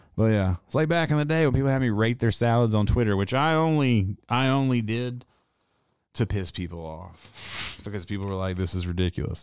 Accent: Reidsville, North Carolina, United States; moved away; also born or lived in Greensboro, North Carolina; I'm from really Reedsville, North Carolina, which is a real small town

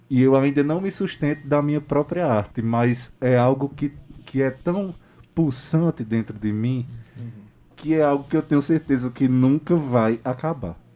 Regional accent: Pombal, Paraíba, Brazil; Eu sou da cidade de Pombal, que fica no Alto Sertão da Paraíba, ali perto de Patos, Aparecida, Souza.

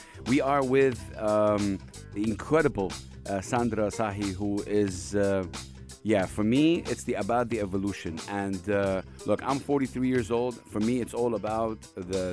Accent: Saudi Arabia; I come from Saudi Arabia

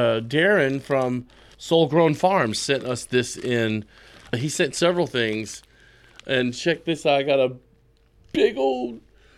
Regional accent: Texas, United States; So screw you, we're from Texas.

